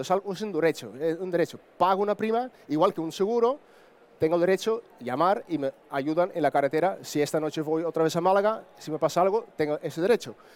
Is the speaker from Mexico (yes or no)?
no; Netherlands; Spanish is a second language; moved away as an adult; now in Andalusia, Spain; soy holandés, entonces vivo casi 18 años en España pero si me escucho un acento un poco distinto